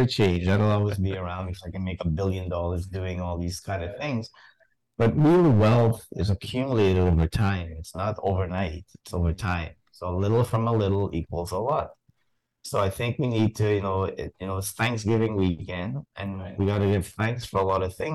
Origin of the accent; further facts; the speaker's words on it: Montreal, Quebec, Canada; I grew up in Montreal